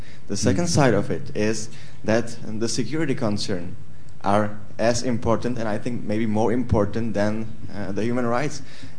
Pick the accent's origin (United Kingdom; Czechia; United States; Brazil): Czechia; I am from the Czech Republic.